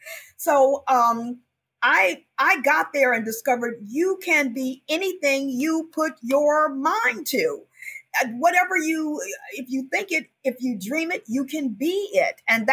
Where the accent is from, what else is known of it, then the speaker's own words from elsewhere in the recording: Chicago, Illinois, United States; moved away as an adult; also born or lived in New York City; I'm from Chicago.